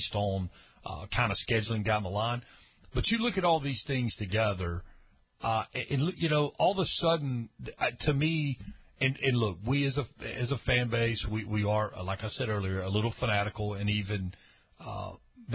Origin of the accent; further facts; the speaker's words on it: Charlotte, North Carolina, United States; even in Charlotte, which I love, my hometown